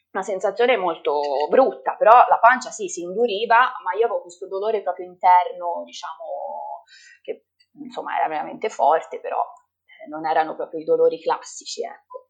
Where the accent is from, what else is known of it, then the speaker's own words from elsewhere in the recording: Livorno, Tuscany, Italy; sono di Livorno